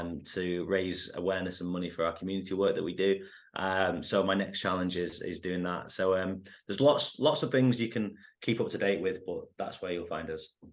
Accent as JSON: {"language": "English", "country": "United Kingdom", "also_born_or_lived": "United States", "moved": "as an adult", "said": "I'm half Indian, I'm half English, and no one really looks like me in the U K when they play soccer"}